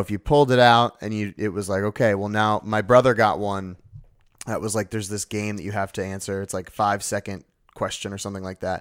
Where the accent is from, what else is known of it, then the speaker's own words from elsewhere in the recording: New Jersey, United States; I am from Jersey